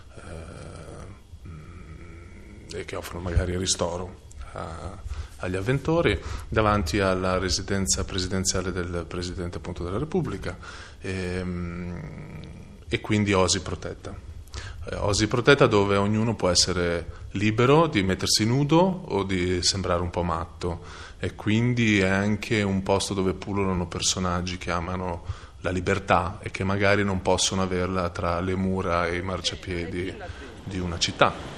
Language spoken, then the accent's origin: Italian; Emilia-Romagna, Italy; moved away as an adult; also born or lived in United States; io da romagnolo